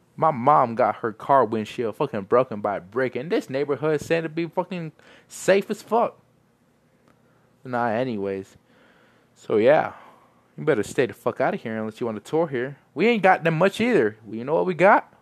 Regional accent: El Paso, Texas, United States; I'm from El Paso

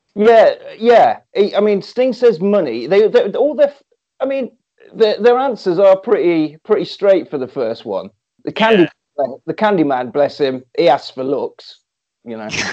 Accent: Coventry, West Midlands, United Kingdom; I'm from Coventry.

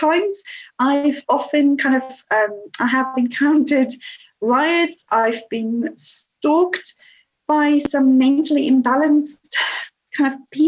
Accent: South Africa; moved away as an adult; now in United Kingdom; I was born in South Africa and went to school there, went to university, and I was in my early 20s when we came to the UK.

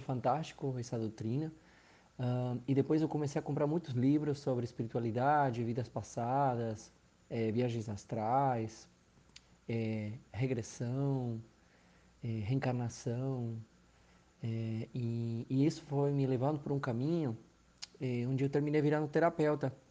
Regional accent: Argentina; Portuguese is a second language; moved away as an adult; also born or lived in Maceió, Brazil / Recife, Brazil; now in Brazil; Eu sou argentino, moro há 11 anos aqui no Brasil, no Nordeste

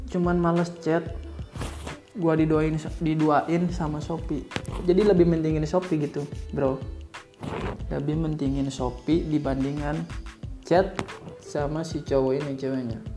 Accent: Bogor, West Java, Indonesia; gue kan dari Bogor juga dari Sunda jadi sedikit-sedikit bahasa halus bahasa kasar insya Allah mumpuni lah

